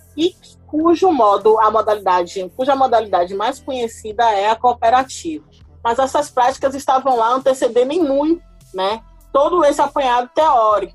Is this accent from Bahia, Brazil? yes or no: yes; Salvador, Bahia, Brazil; eu sou de Salvador, Bahia